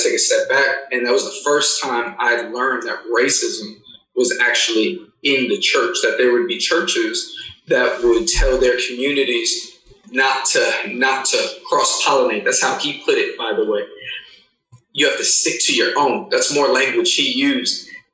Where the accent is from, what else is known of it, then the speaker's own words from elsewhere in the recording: New York City, New York, United States; also born or lived in Cleveland, Tennessee; I was born and raised in Queens, New York